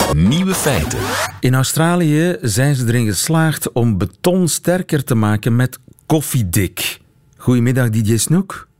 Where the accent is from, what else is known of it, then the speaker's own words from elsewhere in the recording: Oudenaarde, Flanders, Belgium; ik kom uit Oudenaarde, is niet zo ver daar vandaan